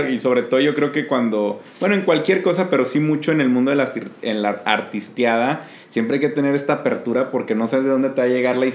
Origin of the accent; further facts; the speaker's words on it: Mexico; porque pues, somos mexicanos